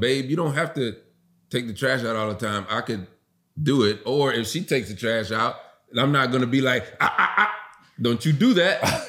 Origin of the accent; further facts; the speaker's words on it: the South, United States; I was raised in the South